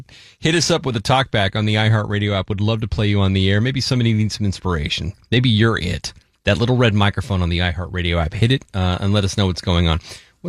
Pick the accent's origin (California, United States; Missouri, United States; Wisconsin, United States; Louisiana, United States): California, United States; Salinas; I grew up in Salinas, a couple hours south of here, small town.